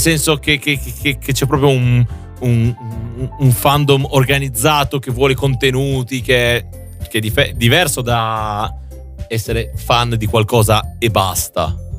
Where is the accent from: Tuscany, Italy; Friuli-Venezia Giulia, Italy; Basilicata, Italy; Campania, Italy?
Friuli-Venezia Giulia, Italy; now in Milan, Italy; io che abito in Friuli Venezia, cioè, abito a Milano, però, mm, sono del Friuli